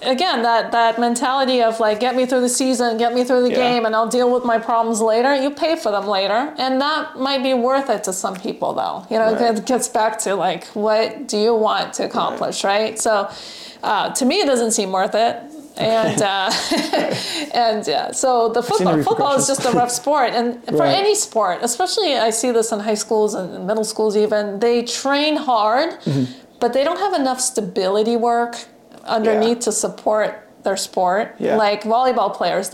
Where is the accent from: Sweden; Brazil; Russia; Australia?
Russia; now in California, United States; I'm from Russia